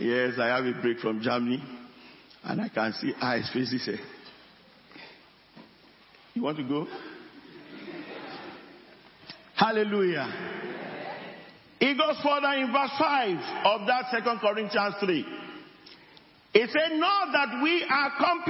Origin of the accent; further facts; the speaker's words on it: area near Fiditi, Oyo, Nigeria; I'm not from Fiditi, but I came from that area.